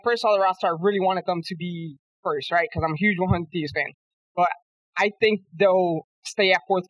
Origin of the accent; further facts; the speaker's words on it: Orlando, Florida, United States; I'm from Orlando, Florida.